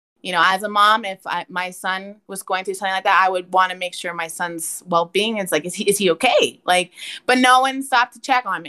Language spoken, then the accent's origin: English; New Jersey, United States; now in Texas, United States; I'm originally from Jersey. I've moved around quite a bit, so all over the East Coast.